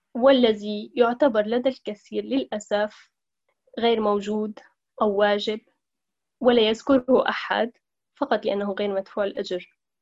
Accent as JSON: {"language": "Arabic", "town": "Aleppo", "region": "Aleppo Governorate", "country": "Syria", "tie": "born or raised there", "moved": "as an adult", "lives_now": "Italy", "said": "امرأة سورية من مدينة حلب حيث ترعرعت ودرست"}